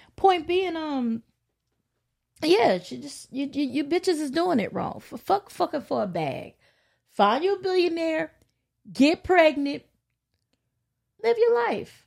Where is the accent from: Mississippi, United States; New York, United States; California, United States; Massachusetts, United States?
California, United States; Los Angeles; We all from Watts. I grew up on the hundred third and Avalon.